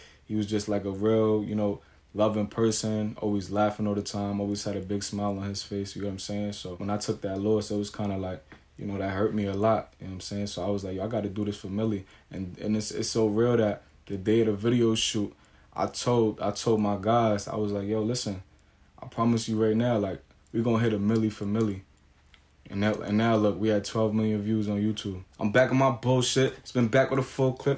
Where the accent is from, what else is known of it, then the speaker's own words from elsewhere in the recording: New York City, New York, United States; I was born and raised in Staten Island.